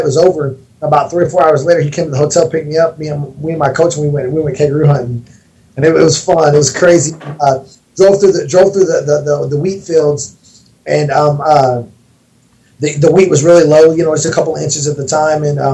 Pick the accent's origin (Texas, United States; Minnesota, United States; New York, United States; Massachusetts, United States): Texas, United States; I grew up in Texas. You know, I'm from Texas, grew up hunting and fishing